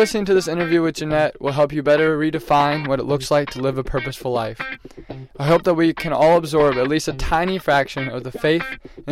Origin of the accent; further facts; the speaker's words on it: Topeka, Kansas, United States; my hometown of Topeka, Kansas